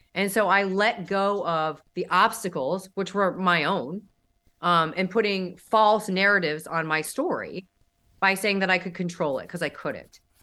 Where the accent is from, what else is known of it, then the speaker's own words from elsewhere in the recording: St. Louis, Missouri, United States; also born or lived in Dallas; now in Miami, United States; I was raised in Saint Louis, and then I lived in Dallas for a long time, and I moved to Miami in two thousand fourteen.